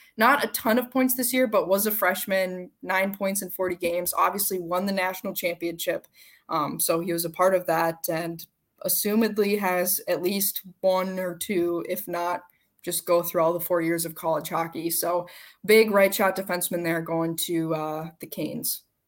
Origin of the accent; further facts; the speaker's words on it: Minnesota, United States; I'm from Minnesota